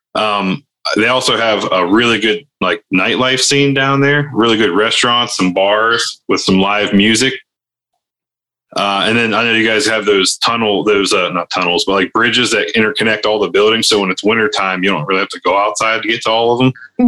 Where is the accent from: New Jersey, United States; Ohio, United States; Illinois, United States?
Ohio, United States; moved away; where I grew up in Ohio, not in Canada